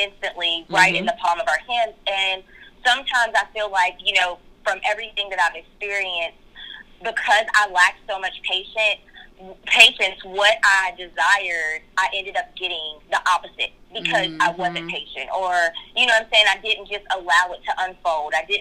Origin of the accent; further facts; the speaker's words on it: Kentucky, United States; moved away as an adult; also born or lived in Florida; now in California, United States; we're both from Kentucky. We're both from the same, like, hometown, the same area.